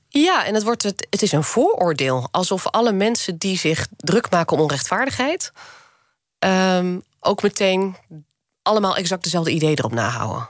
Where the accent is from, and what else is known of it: Netherlands; born or raised there